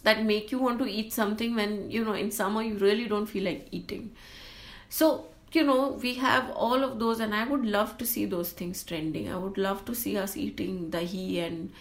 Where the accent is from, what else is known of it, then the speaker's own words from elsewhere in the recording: Mumbai, Maharashtra, India; growing up in Bombay